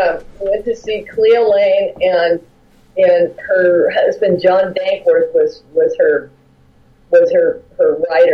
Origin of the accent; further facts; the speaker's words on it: La Habra, California, United States; I grew up in La Habra